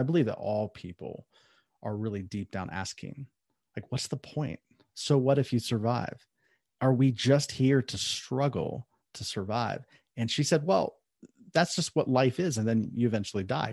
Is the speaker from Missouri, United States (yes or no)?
no; Columbus, Ohio, United States; now in Southern California, United States; I was born and raised in Ohio, Columbus, Ohio